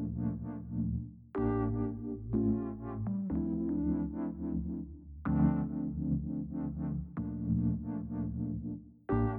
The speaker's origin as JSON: {"language": "English", "country": "United States", "tie": "born or raised there", "said": "I am Chinese American. My parents are from Hong Kong and they immigrated here when they were younger. But I was born in America"}